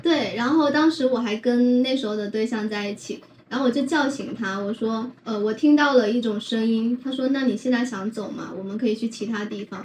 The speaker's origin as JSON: {"language": "Chinese", "town": "Quanzhou", "region": "Fujian", "country": "China", "tie": "born or raised there", "said": "我家乡在泉州啊"}